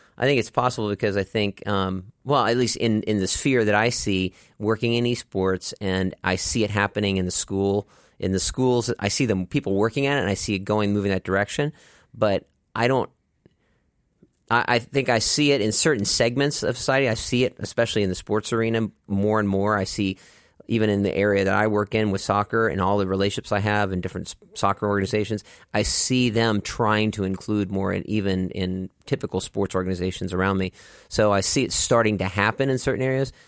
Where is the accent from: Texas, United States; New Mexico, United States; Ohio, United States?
Texas, United States; Dallas; I grew up in Dallas, Texas